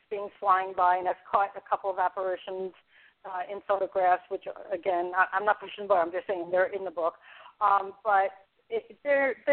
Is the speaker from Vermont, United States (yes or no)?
no; New York City, New York, United States; also born or lived in California / Dublin, California; now in Seneca Falls, United States; I lived in the Bronx. I'm from the Bronx.